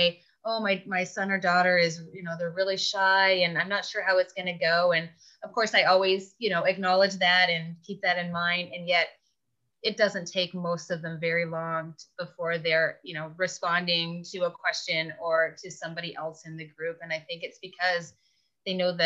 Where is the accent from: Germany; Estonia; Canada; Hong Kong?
Canada; moved away; I'm originally from Canada